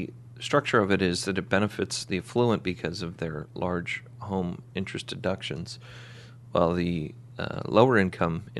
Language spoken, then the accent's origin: English; Phoenix, Arizona, United States; moved away; I'm from Phoenix